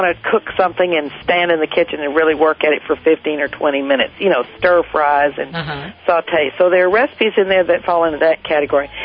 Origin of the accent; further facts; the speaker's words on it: Hereford, Texas, United States; I grew up in Hereford, Texas, which has feedlots all around the town